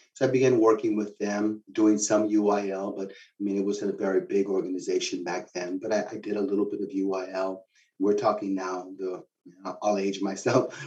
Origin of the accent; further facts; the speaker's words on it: San Antonio, Texas, United States; I'm from San Antonio originally